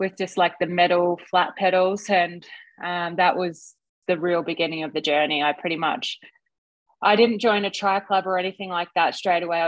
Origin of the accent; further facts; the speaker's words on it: Australia; I swam a little bit as a kid, as most Aussie kids